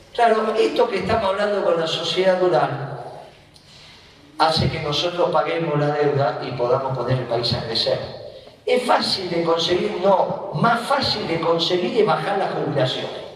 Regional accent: Argentina; Nosotros somos la Argentina

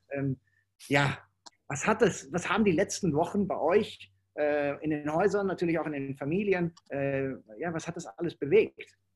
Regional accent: Netherlands; German is a second language; weil ich als Holländer, äh, ich nehme das dann nicht so eng und für mich ist es auch ein bisschen einfacher.

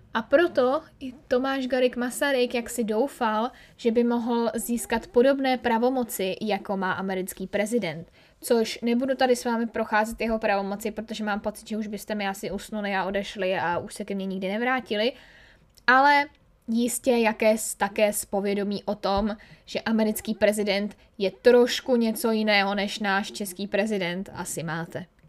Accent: Czechia; jsme Rakousko-Uhersko jako Češi úplně rádi neměli

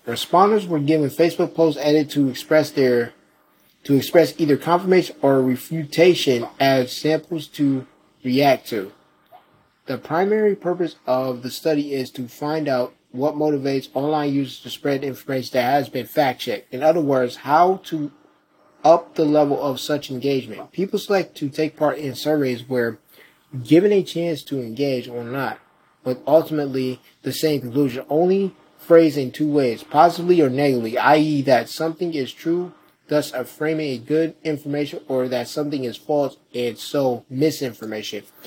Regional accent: Rochester, New York, United States; my hometown of Rochester

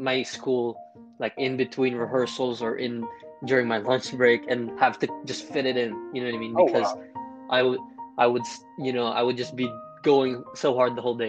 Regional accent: Philippines; growing up in the Philippines

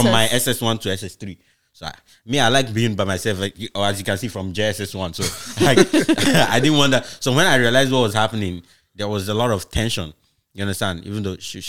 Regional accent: Nigeria; also born or lived in Imo State, Nigeria / Anambra, Nigeria / Benin City, Nigeria; now in Canada; I moved from Imo State to Anambra, where my mom was

